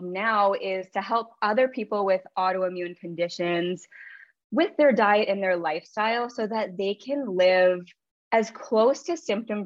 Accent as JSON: {"language": "English", "region": "Ontario", "country": "Canada", "tie": "born or raised there", "said": "I grew up in Ontario, Canada"}